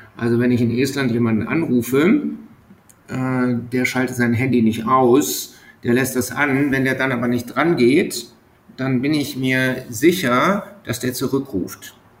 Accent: Germany; moved away as an adult; also born or lived in Bremerhaven; now in Estonia; als Deutscher

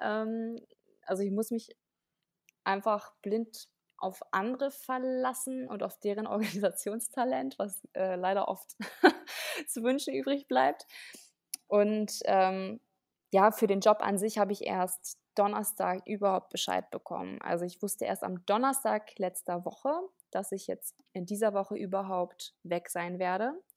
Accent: Nienhagen, Lower Saxony, Germany; moved away as an adult; now in Berlin, Germany; Ich komme ursprünglich aus Niedersachsen, ähm, aus, einer, aus einem Dorf namens Nienhagen. Das ist bei Celle

